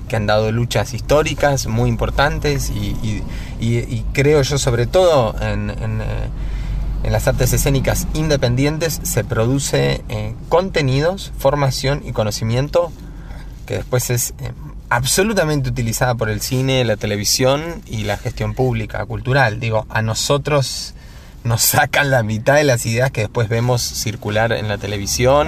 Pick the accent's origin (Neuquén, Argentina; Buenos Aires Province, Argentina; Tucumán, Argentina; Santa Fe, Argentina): Neuquén, Argentina; also born or lived in Cipolletti, Río Negro; now in Buenos Aires, Argentina; Vengo de Neuquén, nací en Chipoleti, pero viví en Neuquén toda mi adolescencia